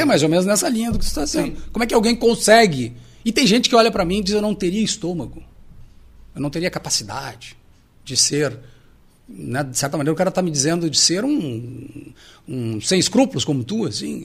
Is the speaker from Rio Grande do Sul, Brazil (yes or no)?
yes; Alegrete, Rio Grande do Sul, Brazil; eu sou natural do Alegrete